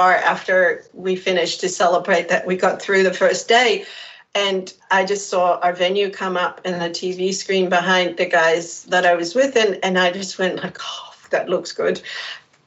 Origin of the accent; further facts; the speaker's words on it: Netherlands; moved away as an adult; also born or lived in United Kingdom; I left the Netherlands in 1994 to go study in the UK